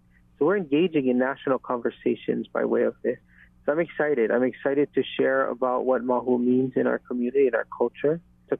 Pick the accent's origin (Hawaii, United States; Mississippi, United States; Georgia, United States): Hawaii, United States; as a Hawaiian.